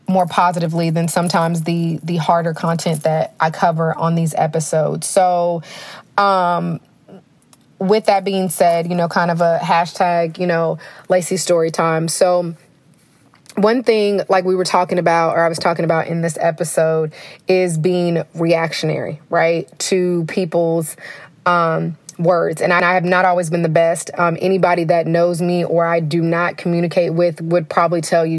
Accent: Denton, Texas, United States; I'm from Denton, so my mom stayed in like the Denton Corinth, you know, line

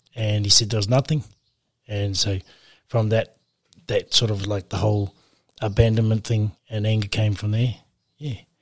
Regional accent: Auckland, New Zealand; now in Whangarei, New Zealand; we grew up on the North Shore in Auckland

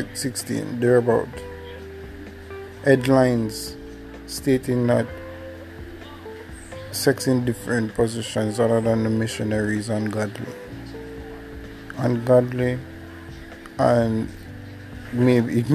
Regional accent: Jamaica; accent: Jamaican; I'm Jamaican, so my accent will show.

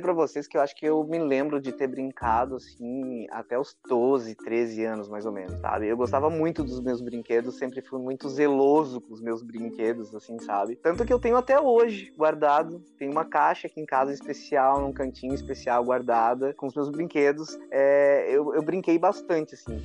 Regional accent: Laguna, Santa Catarina, Brazil; now in Tubarão, Brazil; Eu moro em Tubarão, Santa Catarina, nascido em Laguna

